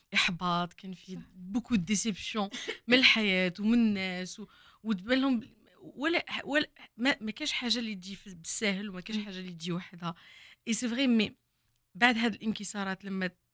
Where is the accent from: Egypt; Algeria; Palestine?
Algeria; Oran, Oran Province; وين كبرت كنا نسكنوا في الكرمه